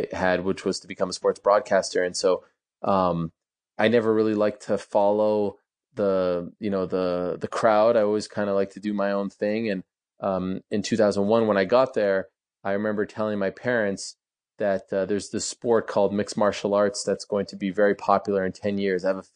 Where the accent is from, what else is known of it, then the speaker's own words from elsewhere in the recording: Montreal, Quebec, Canada; I grew up in Montreal